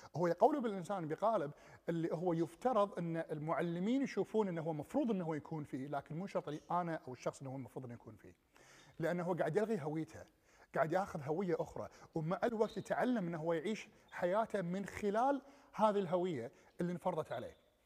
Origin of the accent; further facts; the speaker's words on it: Kuwait; ما أرجع للكويت ولا ما أرجع لديرتي مرة ثانية